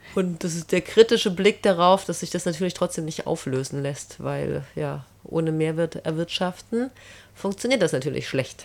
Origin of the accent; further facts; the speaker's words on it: Germany; now in Salzburg, Austria; ich komme ja aus der DDR.